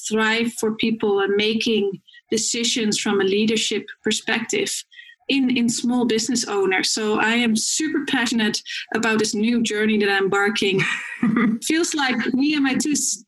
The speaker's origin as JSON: {"language": "English", "country": "Netherlands", "moved": "as an adult", "lives_now": "Vancouver, Canada", "said": "I am originally from the Netherlands. I came here 5 years ago with 2 suitcases in my hand"}